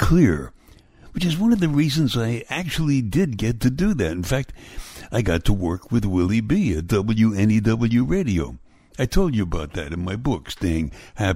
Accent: New York City, New York, United States; I grew up in Brooklyn, New York

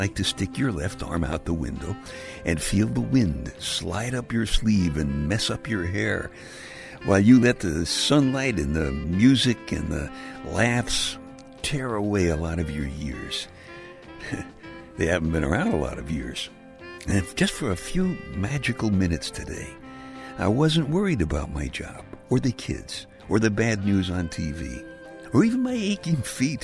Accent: New York City, New York, United States; I'm from Brooklyn, and when you're a kid growing up in Brooklyn

